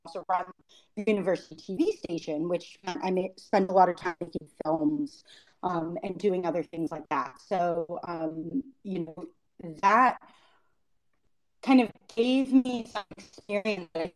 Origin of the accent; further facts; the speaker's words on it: Richmond, Virginia, United States; moved away as an adult; also born or lived in Bangkok, Thailand; now in East Africa; I'm born in Bangkok in Thailand, but grew up mostly, always went to school in Richmond, Virginia